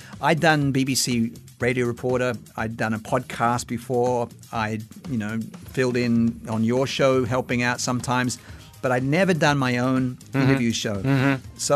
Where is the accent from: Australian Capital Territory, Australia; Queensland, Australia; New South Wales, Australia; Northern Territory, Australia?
New South Wales, Australia; Sydney; moved away as an adult; also born or lived in Brisbane; now in Singapore; I'm from Sydney, but I've chosen Brisbane because it's a lovely climate.